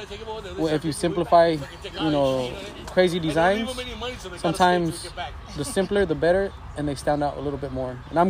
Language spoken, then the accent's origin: English; Mexico; now in United States; She was born in Mexico. I was born in Mexico.